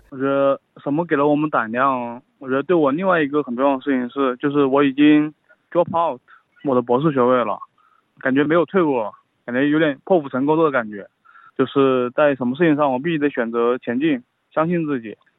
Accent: China; now in Australia; 我作为一个移民，作为一个中国人，当native speaker，在澳大利亚

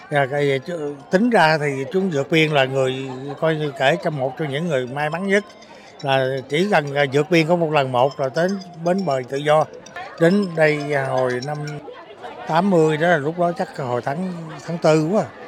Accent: Vietnam; moved away as an adult; now in Melbourne, Australia; cái quê hương của mình

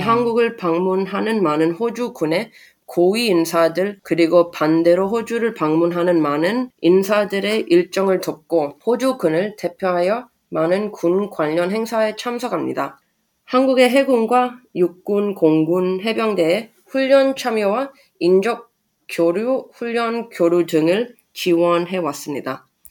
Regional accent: Sydney, New South Wales, Australia; Korean is a second language; moved away as an adult; also born or lived in Canberra; now in Seoul, South Korea; 호주 시드니에서 태어나 자랐고요.

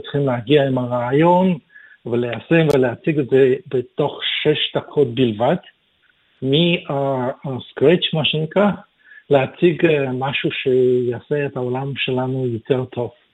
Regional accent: Kyiv, Ukraine; also born or lived in Israel / North Sydney, Australia; now in Sydney, Australia; אני נולדתי בקייב באוקראינה

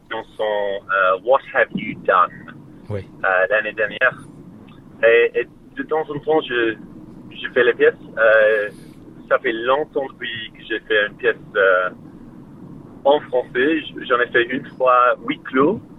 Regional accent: Australia; French is a second language; also born or lived in Melbourne; now in Sydney, Australia

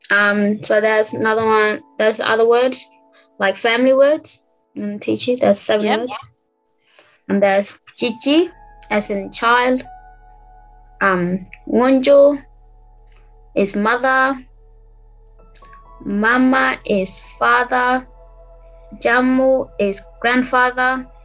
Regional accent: Townsville, Queensland, Australia

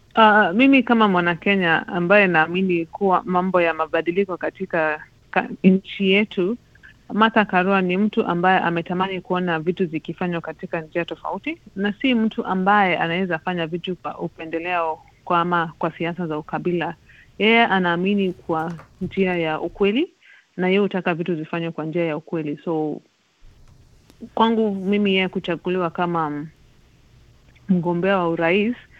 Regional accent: Kenya; Kwangu mimi kama Mkenya

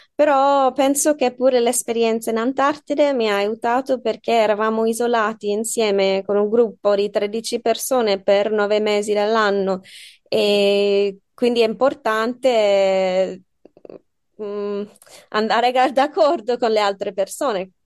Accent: Australia; Italian is a second language; moved away as an adult; also born or lived in United Kingdom; now in Bologna, Italy; sono australiana, sì, sono anche inglese, però sono cresciuta lì

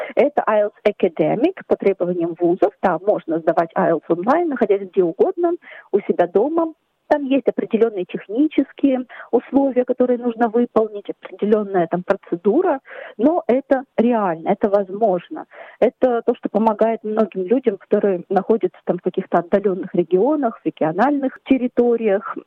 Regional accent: Ukraine; now in Australia; мы с мужем, семьей, мы родом из Украины

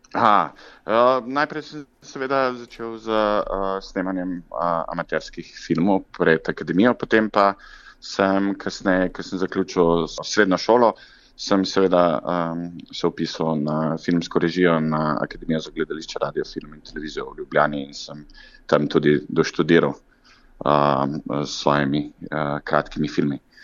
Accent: Zagorje ob Savi, Zasavska, Slovenia; mojega domačega kraja Zagorja ob Savi

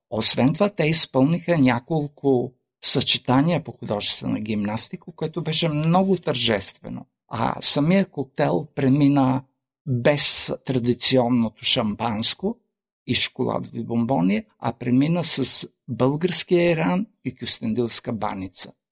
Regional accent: Australia; Също като кажа, че съм от Австралия, че живея в Австралия, те казват Виена ли, Австрия това така ме изненади.

